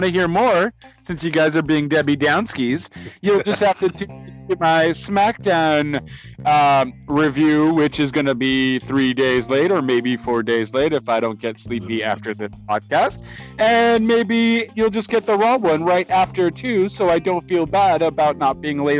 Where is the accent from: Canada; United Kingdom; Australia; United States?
Canada; accent: Canadian; I'm Canadian